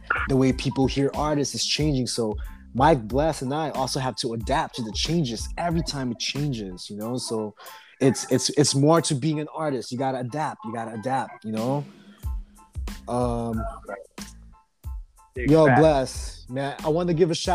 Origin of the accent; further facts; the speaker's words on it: Oxnard, California, United States; We're just some kids from Oxnard